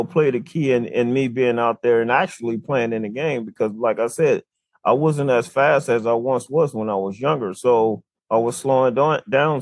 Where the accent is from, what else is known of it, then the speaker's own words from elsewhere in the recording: New Orleans, Louisiana, United States; my hometown of New Orleans